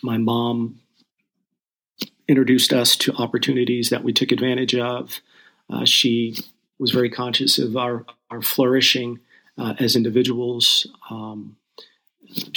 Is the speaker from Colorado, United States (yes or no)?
yes; Denver, Colorado, United States; also born or lived in Kansas City, Missouri; Raised in Denver proper